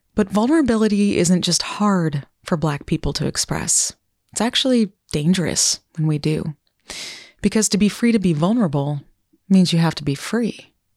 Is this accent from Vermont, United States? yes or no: yes; Vermont, United States; my home state of Vermont